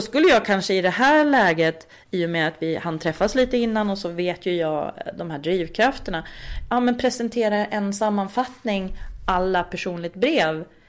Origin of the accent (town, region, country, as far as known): Uppsala, Uppsala County, Sweden; born or raised there; moved away as an adult; also born or lived in Östersund; now in Stockholm, Sweden